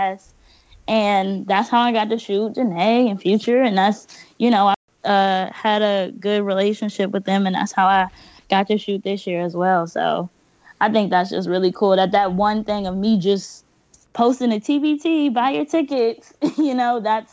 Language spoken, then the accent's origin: English; Bryans Road, Maryland, United States; moved away as an adult; now in Fort Washington, United States; I want to put Brian's Road on the map. Because I swear, that's my hometown. I live in Fort Washington now, but I'm from Ryan's Road